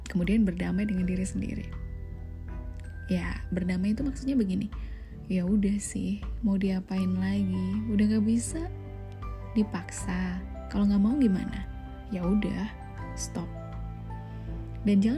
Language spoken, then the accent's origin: Indonesian; Java, Indonesia; kalau saya sih orang Jawa ya wes